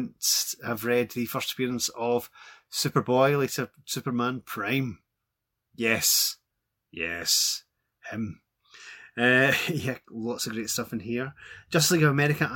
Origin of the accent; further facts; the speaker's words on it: Glasgow, Scotland, United Kingdom; As you can probably tell from my voice, I'm from Glasgow.